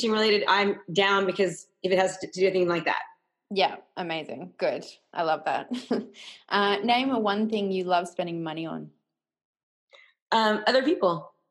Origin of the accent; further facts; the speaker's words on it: about an hour from San Francisco, Northern California, United States; I grew up in Northern California, about an hour from San Francisco.